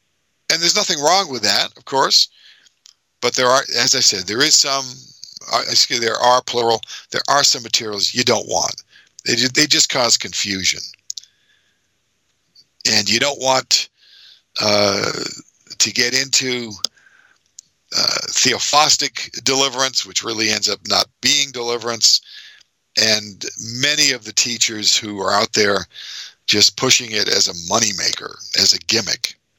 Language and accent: English; Massachusetts, United States; moved away; my hometown, New England, my home state, Massachusetts